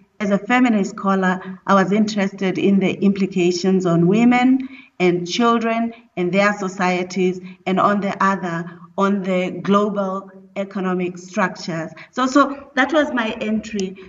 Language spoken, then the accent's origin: English; South Africa; also born or lived in Lesotho; I'm a South African of South Africa and Lesotho descent, so my maternal family is in Lesotho